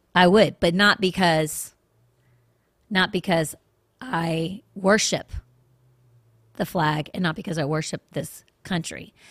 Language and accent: English; Washington, District of Columbia, United States; I grew up in Washington, D.C.